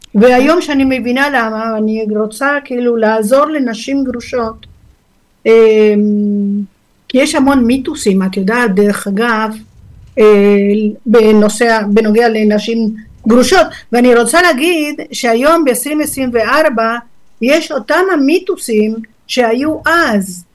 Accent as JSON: {"language": "Hebrew", "country": "Argentina", "tie": "born or raised there", "second_language": "Hebrew", "moved": "yes", "lives_now": "Israel", "said": "נולדתי בארגנטינה"}